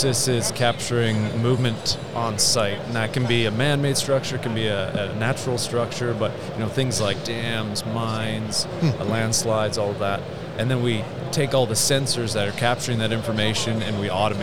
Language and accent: English; Canada; moved away as an adult; now in Westminster, Colorado, United States; I'm originally from Canada, so my career in surveying is in Western Canada